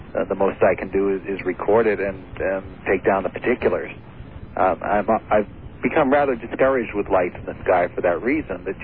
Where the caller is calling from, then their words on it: Vermont, United States; Uh, Vermont.